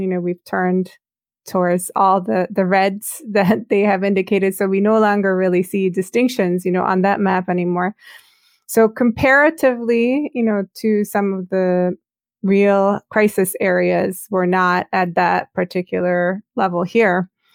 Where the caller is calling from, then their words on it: Baltimore, Maryland, United States; I'm calling from Baltimore, Maryland, on the east coast of the U S